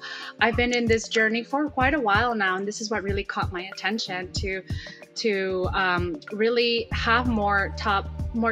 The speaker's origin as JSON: {"language": "English", "town": "Salinas", "region": "California", "country": "United States", "moved": "yes", "lives_now": "San Francisco, United States", "said": "where I'm from Salinas, California"}